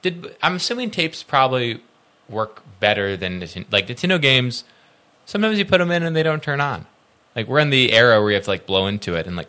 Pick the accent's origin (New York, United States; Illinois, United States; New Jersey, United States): Illinois, United States; I'm from Illinois